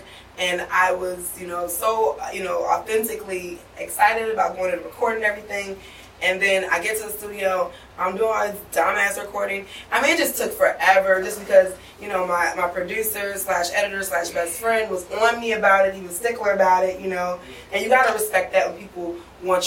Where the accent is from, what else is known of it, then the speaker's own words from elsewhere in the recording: Kansas City, United States; moved away; I'm from Kansas City originally